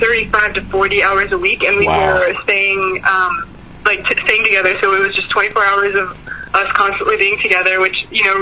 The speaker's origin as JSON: {"language": "English", "area": "Bay Area", "region": "California", "country": "United States", "said": "We're both from the Bay Area"}